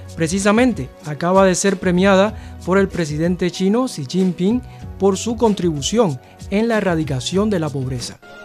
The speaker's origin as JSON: {"language": "Spanish", "country": "Cuba", "moved": "yes", "lives_now": "China", "said": "soy de Cuba"}